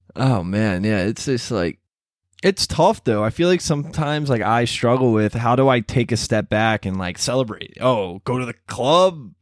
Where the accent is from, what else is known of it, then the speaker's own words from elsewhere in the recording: Baltimore, Maryland, United States; moved away as an adult; also born or lived in College Park; now in Washington, D.C., United States; I grew up in Baltimore.